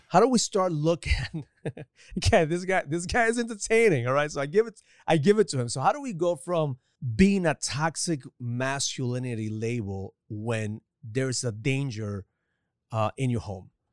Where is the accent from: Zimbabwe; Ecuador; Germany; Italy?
Ecuador; now in United States; growing up in Ecuador